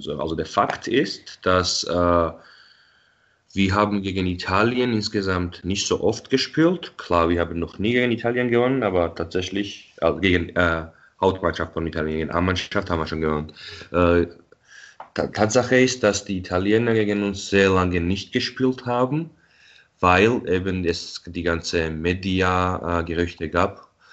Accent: Tbilisi, Georgia; now in Munich, Germany; ich bin ja in Tbilisi geboren und aufgewachsen

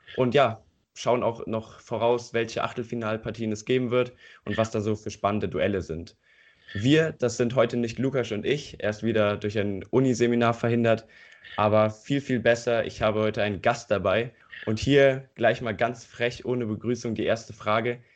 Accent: Eifel, Germany; Hier in der Eifel, wo ich herkomme

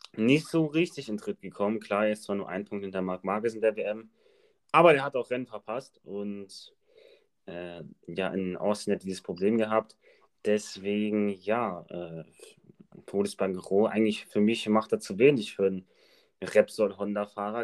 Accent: Germany; als Deutsche

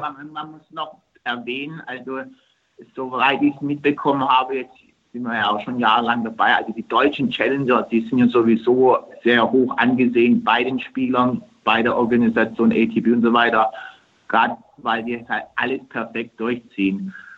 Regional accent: Turkey; moved away; in meiner Heimat

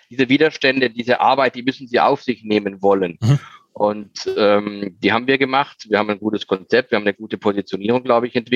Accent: Baden-Württemberg, Germany; born there; ich bin von einem relativ, also einem relativ harten Holz geschnitzt als gebürtiger Schwarzwälder.

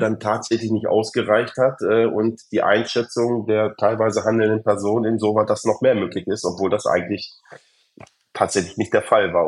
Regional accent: Germany; als Deutsche

